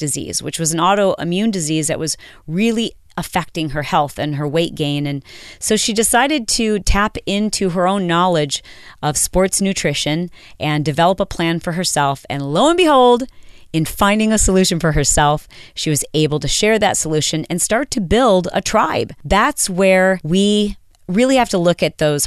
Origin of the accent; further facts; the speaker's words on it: Michigan, United States; now in Southern California, United States; I'm from Michigan